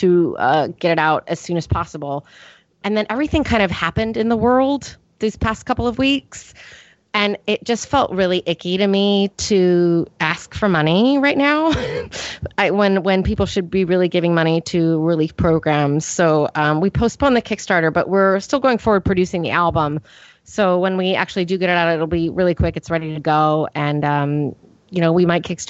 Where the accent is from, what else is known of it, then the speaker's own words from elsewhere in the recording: Northern California, United States; I grew up in Northern California, and I grew up on a cattle ranch.